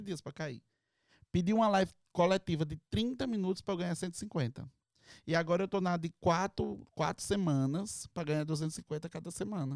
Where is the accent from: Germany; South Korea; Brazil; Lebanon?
Brazil; now in Orlando, United States